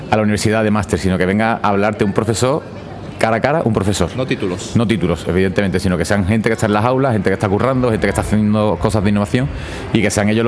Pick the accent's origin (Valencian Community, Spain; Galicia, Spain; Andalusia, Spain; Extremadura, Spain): Andalusia, Spain; Rota; Y yo soy de Rota, de Cádiz, y vengo desde Cádiz también.